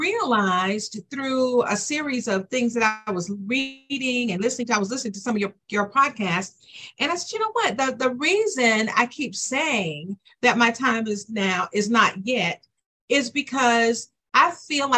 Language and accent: English; Decatur, Georgia, United States; also born or lived in Atlanta, Georgia; I am from Decatur, Georgia, or Atlanta, Georgia.